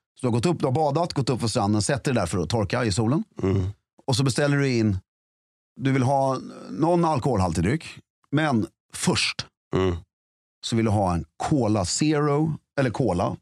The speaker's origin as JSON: {"language": "Swedish", "country": "Sweden", "said": "som svensk"}